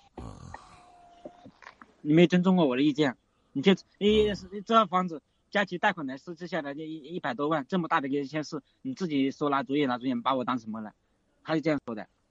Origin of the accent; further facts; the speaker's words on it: Changsha, Hunan, China; moved away as an adult; now in Jiangsu, China; 打算直接回湖人长春那边，回我老家那边